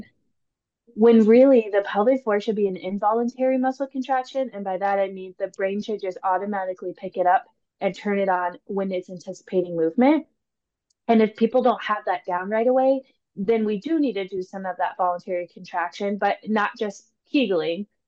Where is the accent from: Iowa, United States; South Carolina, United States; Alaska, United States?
Iowa, United States; Cedar Falls; now in Des Moines, United States; I grew up in Cedar Falls, um, Iowa, and I moved down to Des Moines for PT school